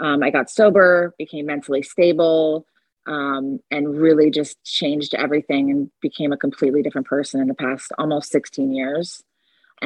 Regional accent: Fort Lauderdale, Florida, United States; also born or lived in Delray Beach, Florida / Boynton Beach, Florida; I am born and raised here in South Florida, which is rare

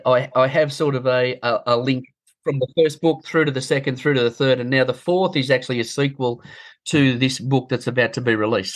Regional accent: Bathurst, New South Wales, Australia; Bathurst, my hometown. I was born in Bathurst

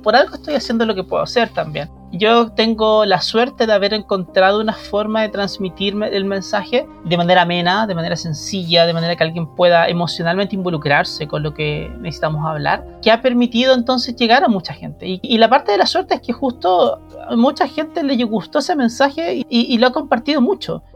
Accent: Chile; como chilenos

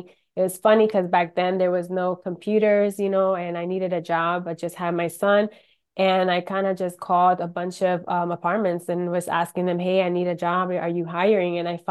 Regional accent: Rochester, New York, United States; now in Orlando, United States; Well, I'm actually originally from Rochester, New York. Moved to Orlando about 27 years ago. So I've been in Orlando for a long time.

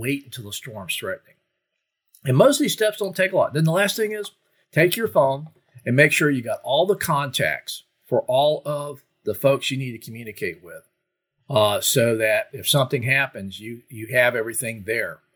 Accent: Florida, United States; as I was growing up in Florida

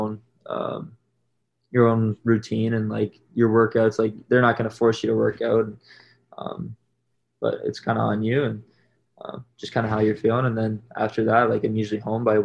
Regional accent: Whitby, Ontario, Canada; It was my hometown, I guess, hometown game from Whitby

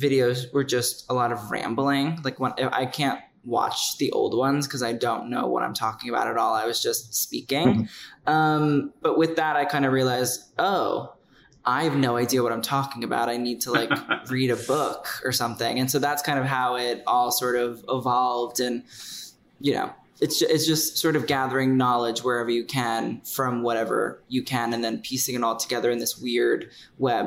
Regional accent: New York City, New York, United States; I'm from Staten Island originally

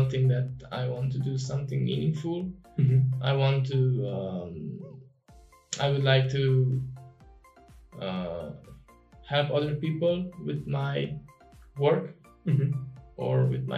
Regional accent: Romania; moved away as an adult; also born or lived in Netherlands; I moved out from Romania and I went to the Netherlands.

